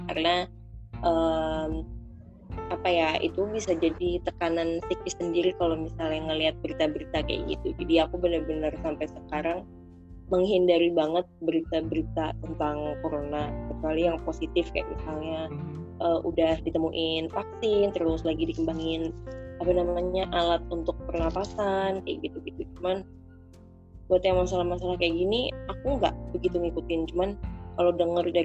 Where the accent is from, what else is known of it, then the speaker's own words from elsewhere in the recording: Sleman, Special Region of Yogyakarta, Indonesia; Hmm, asli kok aku asli Jogja, asli Sleman.